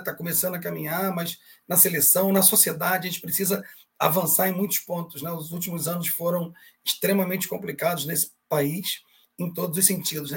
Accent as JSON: {"language": "Portuguese", "country": "Brazil", "said": "Somos brasileiros sim, mas somos latinos"}